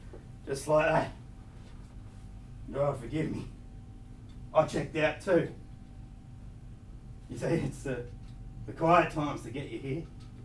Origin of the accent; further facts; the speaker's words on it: New South Wales, Australia; born there; I was born on the Combo Mission up there by the Pilliga. I did a lot of fishing when I was a kid